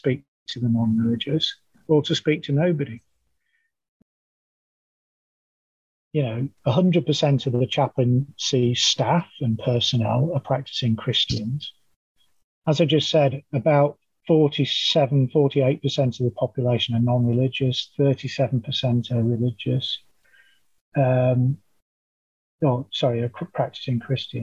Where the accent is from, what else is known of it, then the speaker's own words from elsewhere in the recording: New Zealand; moved away; also born or lived in United Kingdom; You'll guess from my accent that I'm originally from New Zealand. I arrived from the UK about 15 years ago